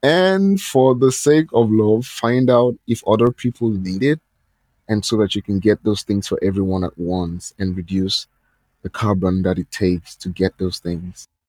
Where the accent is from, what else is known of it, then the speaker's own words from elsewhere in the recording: Nigeria; I'm from Nigeria